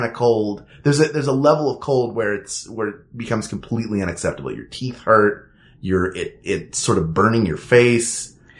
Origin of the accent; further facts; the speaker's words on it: Philadelphia, Pennsylvania, United States; also born or lived in Syracuse, New York; From Philadelphia, which is temperate.